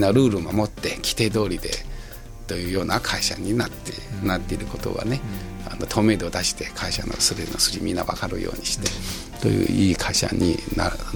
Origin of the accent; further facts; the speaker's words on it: China; Japanese is a second language; moved away as an adult; now in Japan; 自分はもう中国人ですから